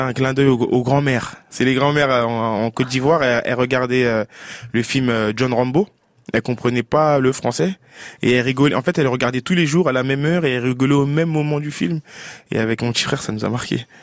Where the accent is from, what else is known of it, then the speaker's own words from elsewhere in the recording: Paris, Île-de-France, France; Paris, qui est ma ville natale.